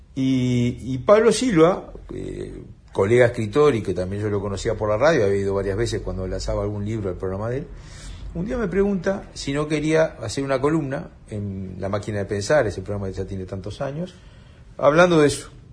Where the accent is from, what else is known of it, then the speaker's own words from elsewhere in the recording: Uruguay; como somos los uruguayos